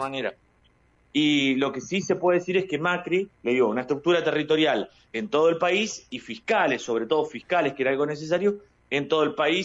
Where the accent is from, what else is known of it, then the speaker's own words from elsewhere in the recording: Bahía Blanca, Buenos Aires Province, Argentina; como bahiense y también porque conozco a, varios de, mi tierra